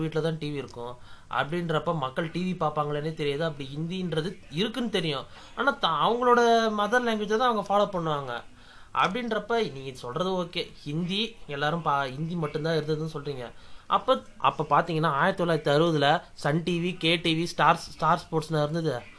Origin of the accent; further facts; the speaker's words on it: Tamil Nadu, India; என் சொந்த ஊர் இங்கே இப்போ தமிழ்நாடு